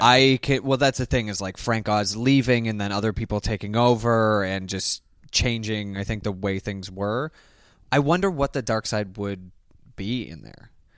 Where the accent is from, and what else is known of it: Canada; born or raised there; moved away as an adult; now in United States